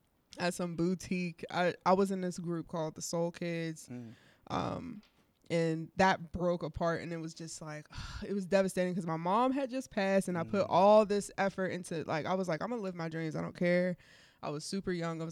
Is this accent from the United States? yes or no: yes; Wilkinsburg, Pennsylvania, United States; also born or lived in Homewood, Pittsburgh; I was growing up in Homewood. I grew up in Wilkinsburg